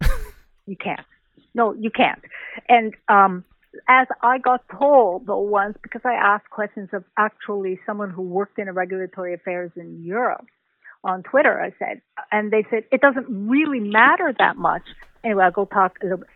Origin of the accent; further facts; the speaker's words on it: Canada; I'm a Canadian